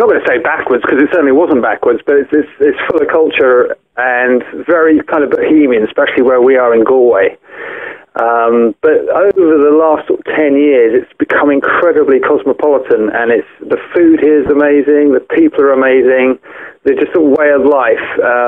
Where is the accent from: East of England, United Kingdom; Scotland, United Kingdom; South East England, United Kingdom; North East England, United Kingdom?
South East England, United Kingdom; Windsor; moved away as an adult; now in Ireland; I'm originally from Windsor, just west of London there.